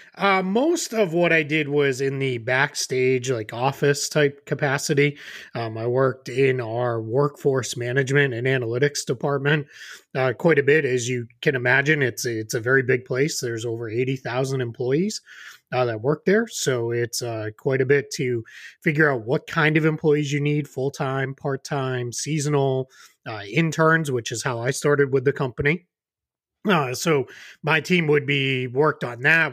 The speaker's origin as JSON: {"language": "English", "town": "Boston", "region": "Massachusetts", "country": "United States", "tie": "born or raised there", "moved": "as an adult", "lives_now": "Florida, United States", "said": "growing up in the Boston area, uh, before I moved here to Florida"}